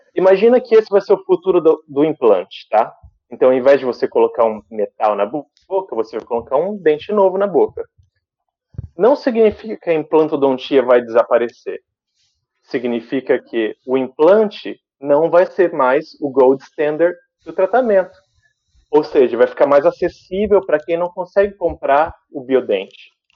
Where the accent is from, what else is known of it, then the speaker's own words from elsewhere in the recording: Sumaré, São Paulo, Brazil; moved away as an adult; also born or lived in Santos; now in London, United Kingdom; E nasci em Santos, mudei para Sumaré e fui, cresci lá.